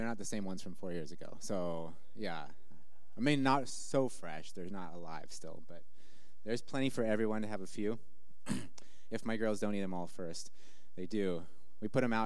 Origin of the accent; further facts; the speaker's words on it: the Northwest, Pacific Northwest, United States; moved away as an adult; also born or lived in Malawi; growing up in the Northwest